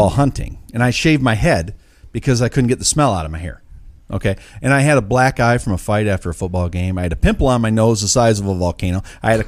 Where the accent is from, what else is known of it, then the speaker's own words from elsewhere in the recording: Wyoming, United States; my home state of Wyoming